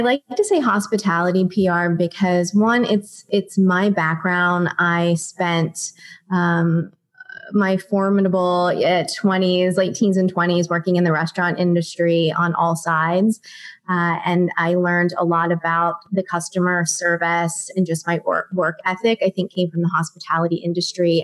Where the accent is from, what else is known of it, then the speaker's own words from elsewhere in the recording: Pittsburgh, Pennsylvania, United States; moved away as an adult; also born or lived in Ohio; now in Los Angeles, United States; I'm originally from Pittsburgh, Pennsylvania. I went to college in Ohio